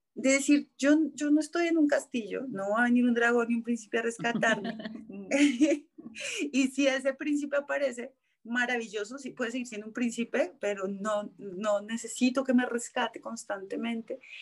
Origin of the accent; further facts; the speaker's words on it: Colombia; also born or lived in New York; soy colombiana.